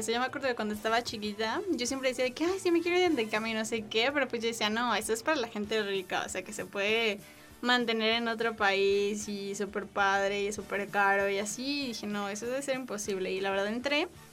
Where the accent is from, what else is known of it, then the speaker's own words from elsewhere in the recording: Mexico; soy mexicana